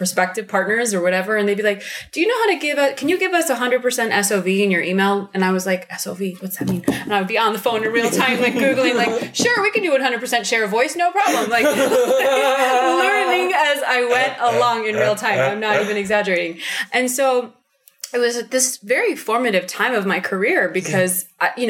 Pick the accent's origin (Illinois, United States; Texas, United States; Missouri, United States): Illinois, United States; Chicago; I'm from Chicago